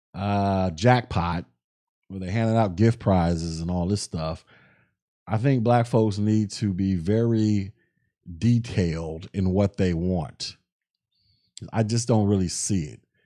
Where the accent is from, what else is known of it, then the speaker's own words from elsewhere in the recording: the South, United States; I'm from the South